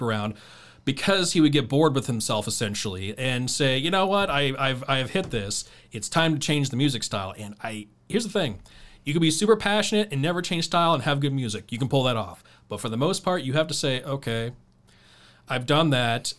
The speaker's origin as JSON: {"language": "English", "town": "Dayton", "region": "Ohio", "country": "United States", "said": "I'm from North Dayton"}